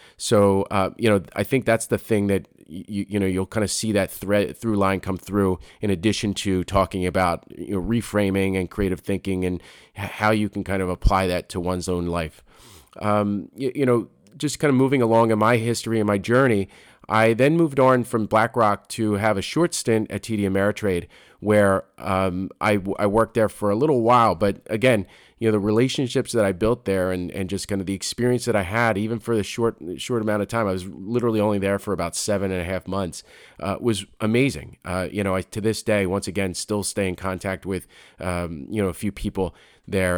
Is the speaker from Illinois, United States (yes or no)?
no; Philadelphia, Pennsylvania, United States; moved away as an adult; now in New Jersey, United States; I grew up, I grew up in Philadelphia